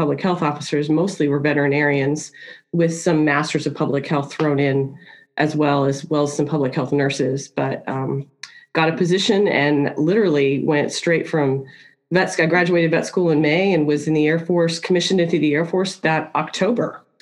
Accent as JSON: {"language": "English", "area": "Washington, D.C. area", "region": "Virginia", "country": "United States", "tie": "born or raised there", "also_born_or_lived": "Newport News, Virginia", "said": "I grew up in the Washington, D.C. area, just 26 miles south of Washington, D.C."}